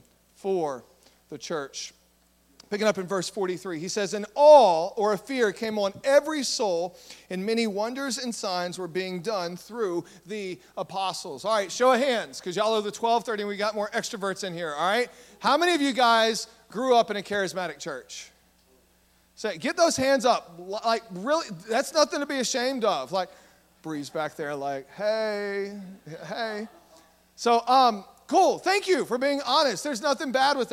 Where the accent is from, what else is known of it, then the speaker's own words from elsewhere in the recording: Southeast Texas, United States; we're in Southeast Texas, and I grew up in Southeast Texas